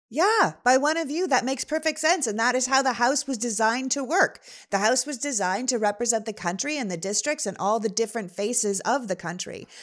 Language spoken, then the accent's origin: English; Toronto, Ontario, Canada; also born or lived in Montreal; now in Los Angeles, United States; we live in Los Angeles, but I'm originally from Toronto